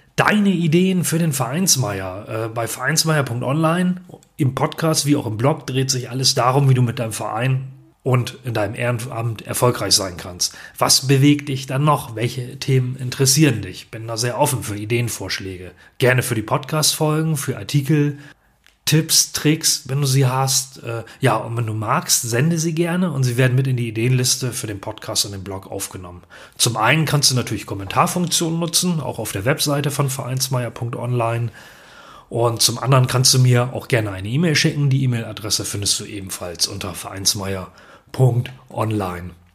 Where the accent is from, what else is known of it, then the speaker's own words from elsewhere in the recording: Ganderkesee, Lower Saxony, Germany; Ich bin Jahrgang 1971 und komme aus dem norddeutschen Gannerkesee nahe Bremen, das ist in Niedersachsen